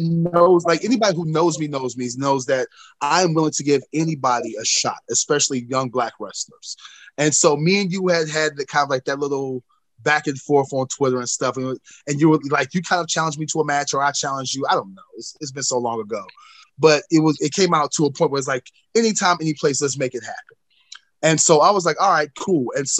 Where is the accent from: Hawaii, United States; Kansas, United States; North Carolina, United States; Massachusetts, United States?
North Carolina, United States; people, I've gotten such a bad reputation, especially in my home state of North Carolina, for being an asshole